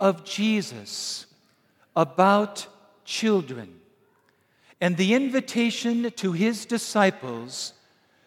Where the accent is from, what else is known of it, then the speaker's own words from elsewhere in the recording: Wisconsin, United States; I'm from Wisconsin